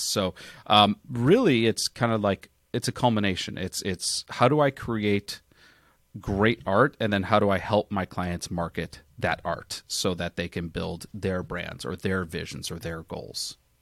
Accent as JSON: {"language": "English", "town": "Chicago", "region": "Illinois", "country": "United States", "tie": "born or raised there", "moved": "yes", "lives_now": "Phoenix, United States", "said": "I grew up in Chicago"}